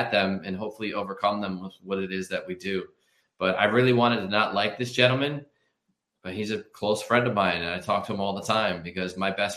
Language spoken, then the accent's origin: English; Philadelphia, Pennsylvania, United States; I'm from Philadelphia